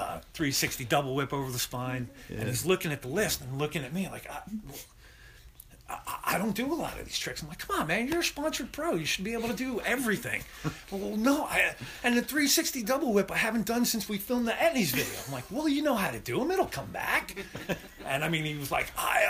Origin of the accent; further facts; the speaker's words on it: Massapequa, New York, United States; also born or lived in Colorado; there's a clothing company that was based in my hometown in Massapequa